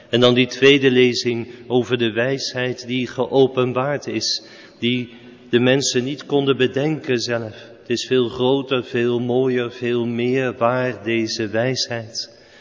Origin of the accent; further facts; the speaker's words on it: Netherlands; wij als Nederlanders